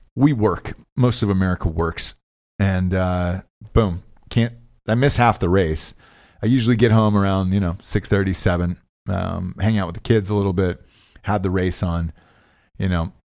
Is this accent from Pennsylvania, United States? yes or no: no; Atlanta, Georgia, United States; I'm from Atlanta